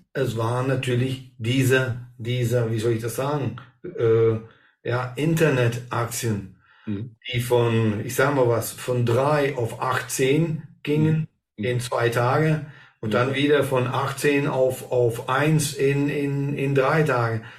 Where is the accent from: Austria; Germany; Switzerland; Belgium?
Belgium; hier bei uns in Belgien